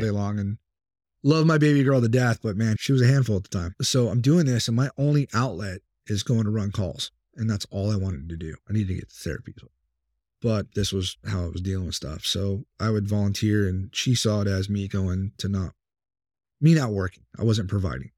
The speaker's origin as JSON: {"language": "English", "town": "Temecula", "region": "California", "country": "United States", "tie": "born or raised there", "moved": "as an adult", "lives_now": "Virginia, United States", "said": "I've got a buddy of mine that does live out here that I grew up with in California"}